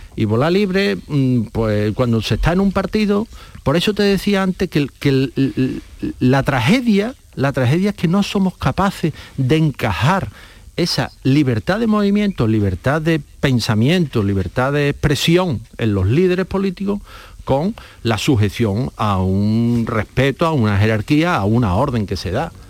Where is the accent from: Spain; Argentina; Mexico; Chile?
Spain; los españoles